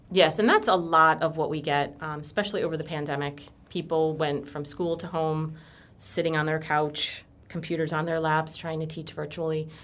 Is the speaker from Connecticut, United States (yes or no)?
yes; Connecticut, United States; moved away as an adult; now in Florida, United States; I am from Connecticut. Um, I moved down here about six years ago.